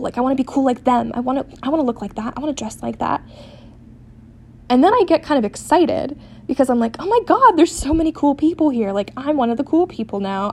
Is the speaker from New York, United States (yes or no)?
no; San Diego, California, United States; now in Seattle, United States; I'm not from here, I'm from San Diego.